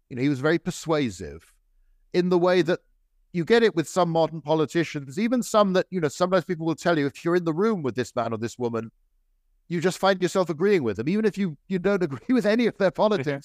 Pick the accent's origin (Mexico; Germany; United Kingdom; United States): United Kingdom; I'm British